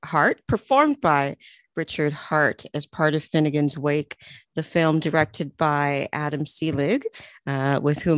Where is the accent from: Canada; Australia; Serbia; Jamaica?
Jamaica; I'm Jamaican